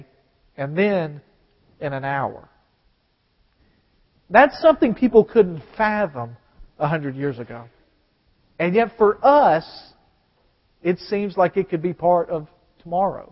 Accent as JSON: {"language": "English", "region": "the South", "country": "United States", "said": "I'm just from the South"}